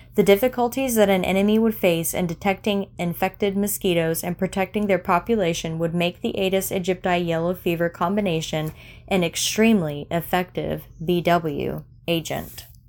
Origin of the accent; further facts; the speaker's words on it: Florida, United States; I grew up in Florida